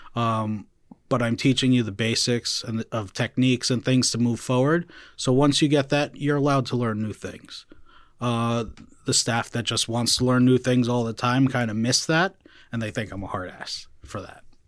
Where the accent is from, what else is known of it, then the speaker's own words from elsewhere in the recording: Clifton, New Jersey, United States; I grew up in Clifton